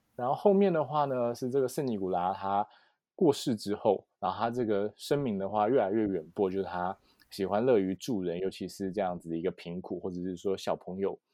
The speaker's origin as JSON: {"language": "Chinese", "country": "Taiwan", "said": "我们啊台湾人"}